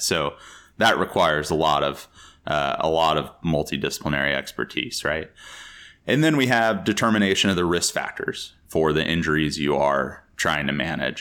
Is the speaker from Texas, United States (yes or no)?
yes; Texas, United States; moved away as an adult; also born or lived in Chicago; I grew up in Texas, and American football is basically a religion there